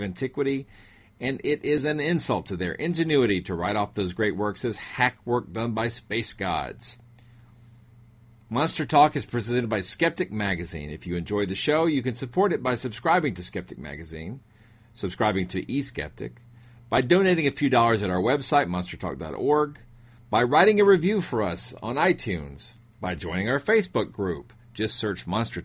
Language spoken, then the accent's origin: English; Etowah Indian Mounds, Georgia, United States; my hometown still in there? The Etowah Indian Mounds?